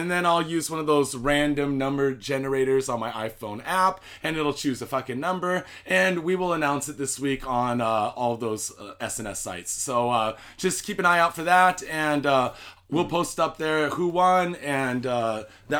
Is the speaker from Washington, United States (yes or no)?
yes; Spokane, Washington, United States; also born or lived in Seattle; now in Japan; I grew up in Spokane, Washington